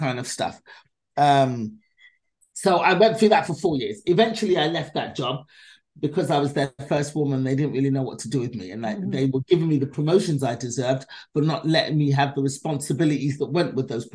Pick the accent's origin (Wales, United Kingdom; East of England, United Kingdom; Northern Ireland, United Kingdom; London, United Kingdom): London, United Kingdom; now in Los Angeles, United States; I was born and raised in London, England